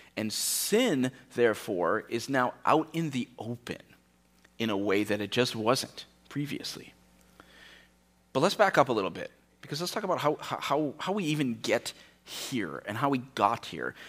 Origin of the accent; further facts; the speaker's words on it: United States; we, as an American culture